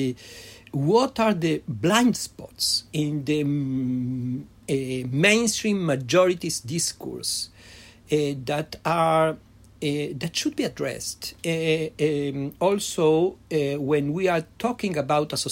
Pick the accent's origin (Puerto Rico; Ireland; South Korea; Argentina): Argentina; English is a second language; now in Israel; I was born in Argentina, coming from a Yiddishist and secular Jewish family, that I grew up in Yiddish schooling in a Spanish environment